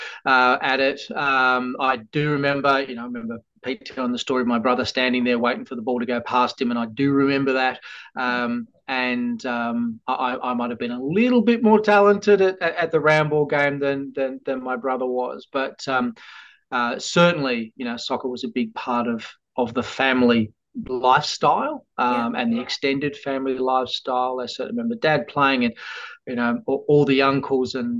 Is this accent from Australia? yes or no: yes; Tasmania, Australia; also born or lived in Western Australia / Perth; We left Western Australia when I was about 8 or 9. Tassie is very much home, and home to my little family as well.